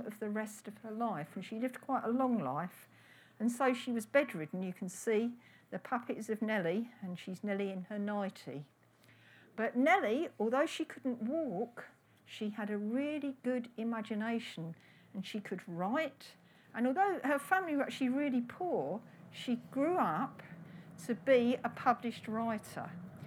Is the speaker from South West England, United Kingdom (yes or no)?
yes; Cornwall, South West England, United Kingdom; as Cornish children, that we've got our own kind of fairies, and they're the piskies